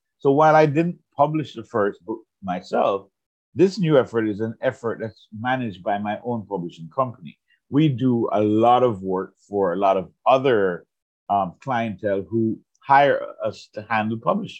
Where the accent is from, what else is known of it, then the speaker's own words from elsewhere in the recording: Jamaica; now in United States; It was, I grew up in Jamaica, I had left Jamaica, I was living in the United States, and I wanted to show my love and my passion for the place of my birth.